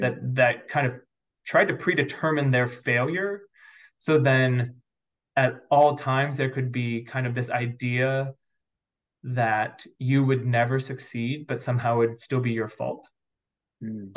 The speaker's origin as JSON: {"language": "English", "region": "New York", "country": "United States", "tie": "born or raised there", "moved": "yes", "lives_now": "St. Louis, United States", "said": "I grew up probably predominantly in the East Coast um, on the border of upstate New York and northern Pennsylvania. So if you guys know where Watkins Glen or Ithaca, New York is, that's kind of the counties that I got"}